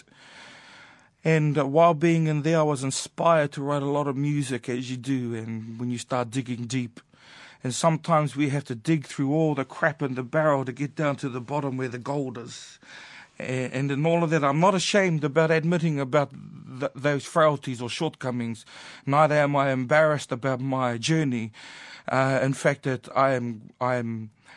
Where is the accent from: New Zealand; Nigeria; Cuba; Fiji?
New Zealand; growing up in New Zealand